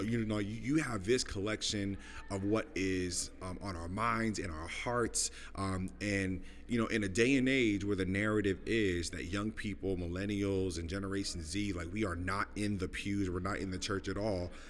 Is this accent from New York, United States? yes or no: yes; New York City, New York, United States; moved away as an adult; also born or lived in Los Angeles, California / Des Moines, Iowa; I am originally from Brooklyn, New York. Uh, born and raised uh, in the neighborhood of East Flatbush